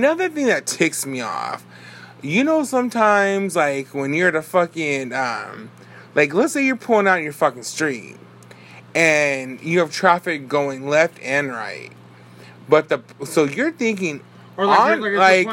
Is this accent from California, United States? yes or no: yes; Bakersfield, California, United States; We're from Bakersfield